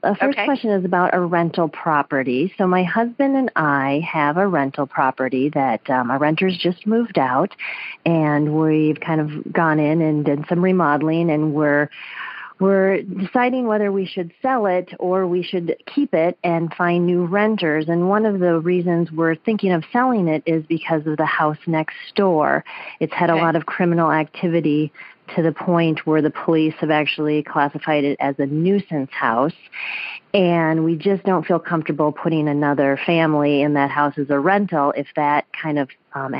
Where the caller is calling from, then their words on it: Minneapolis, Minnesota, United States; I'm calling from Minneapolis.